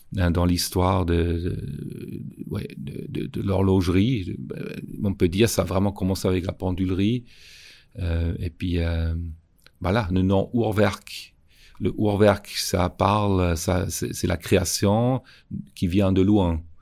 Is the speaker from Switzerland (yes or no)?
yes; Schaffhausen, Switzerland; j'ai grandi à Chafouz avec un, grand-père qui avait un magasin